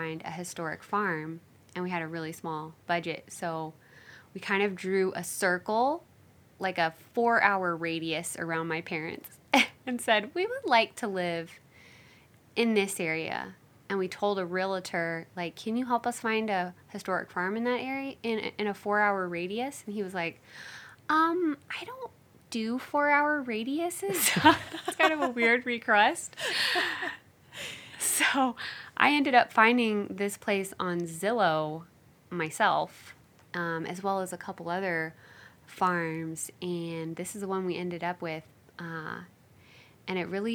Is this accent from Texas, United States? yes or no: no; Oklahoma, United States; moved away as an adult; also born or lived in Georgia; now in Kansas, United States; I'm from Oklahoma